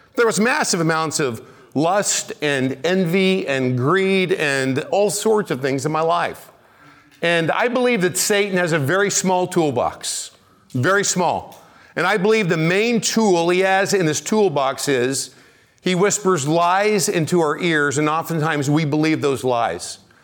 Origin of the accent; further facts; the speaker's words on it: Kansas City, United States; I'm from Kansas City.